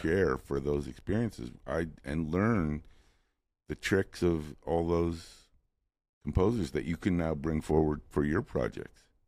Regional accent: New York City, New York, United States; moved away as an adult; now in Los Angeles, United States; I moved to Los Angeles from New York City

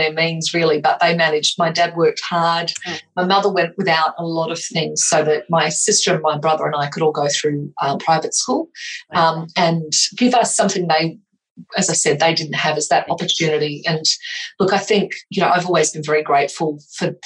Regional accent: Australia; also born or lived in England; I was born in England, and my parents immigrated over to Australia when I was about 5 or 6

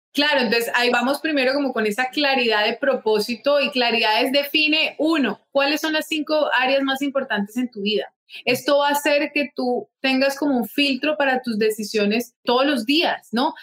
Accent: Bogotá, Colombia; moved away as an adult; now in Barranquilla, Colombia; Luego decidimos mudarnos con mi familia aquí a Barranquilla, yo soy de Bogotá

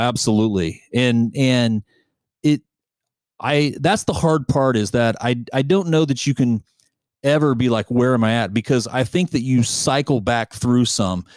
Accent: United States; as an American

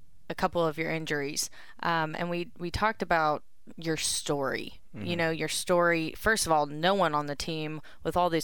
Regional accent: Texas, United States; as a Texan, I mean, we're all you and I are Texans right here

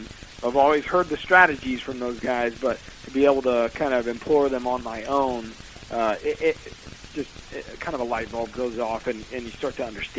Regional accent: Missouri, United States; He moved to Iowa in, like, 95 or 96 because of that. We're from Missouri originally.

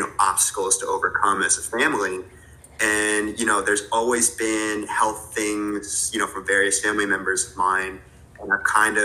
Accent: New Jersey, United States; moved away as an adult; now in New York City, United States; I grew up in New Jersey with a very tight-knit family.

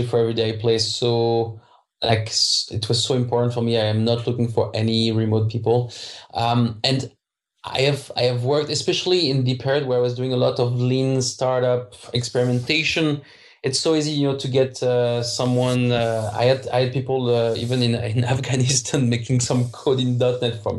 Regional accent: France; English is a second language; moved away; I'm French, so I don't pronounce the H well

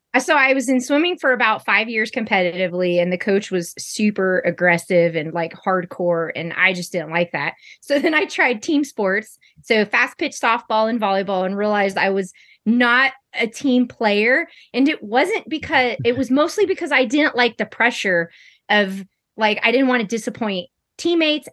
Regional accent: Sacramento, California, United States; now in Somerset, United States; I currently reside in Somerset, California, and I am from Sacramento, California.

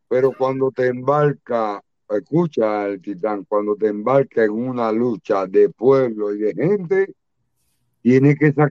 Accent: Granma, Cuba; moved away; also born or lived in Havana; cuando yo llegué a La Habana en el 82 y en René Ramos y yo hablaba de mi pueblo bajo yeso y granma

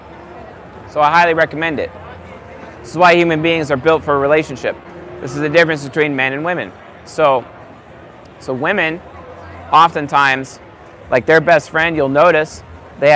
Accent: San Juan Islands, Washington, United States; now in Coeur d'Alene, United States; I'm from the San Juan Islands.

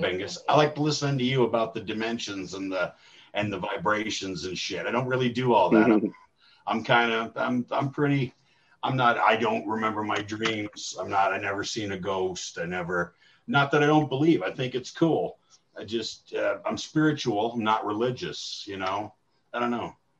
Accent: Illinois, United States; now in Canada; I grew up in Illinois. My heart's in America. Dad got a job in Canada

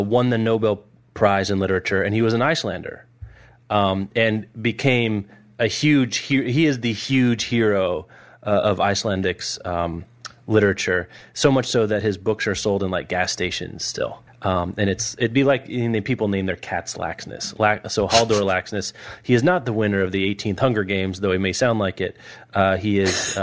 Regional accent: Kansas, United States; born or raised there

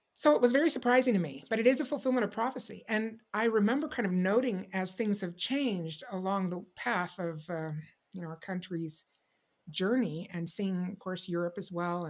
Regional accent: Indianapolis, Indiana, United States; I had Jewish friends when I grew up in Indianapolis.

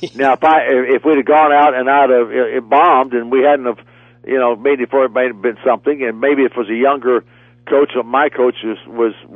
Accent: Athens, Georgia, United States; I was an Athens, Georgia boy.

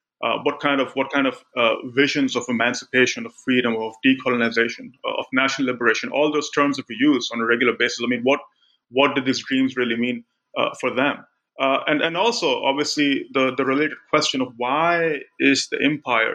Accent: Karachi, Sindh, Pakistan; also born or lived in Lahore; I grew up in Pakistan. I grew up in Karachi.

